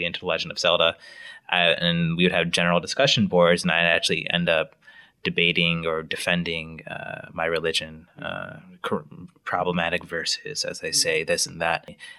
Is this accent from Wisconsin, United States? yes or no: yes; Wisconsin, United States; also born or lived in Illinois; I was born near Chicago, moved to Wisconsin when I was six, ended up going to high school there, college at the University of Wisconsin-Madison.